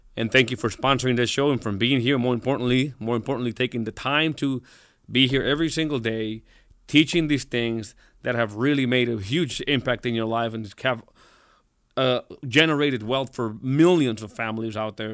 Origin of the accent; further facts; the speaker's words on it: Mexico; I'm, I'm, I'm Mexican. I was born in Mexico.